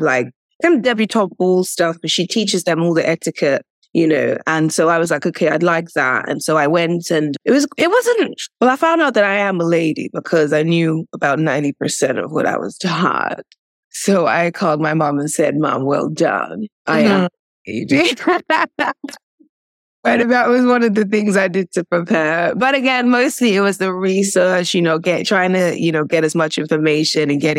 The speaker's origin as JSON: {"language": "English", "country": "United Kingdom", "also_born_or_lived": "Nigeria", "said": "I'm British, Nigerian"}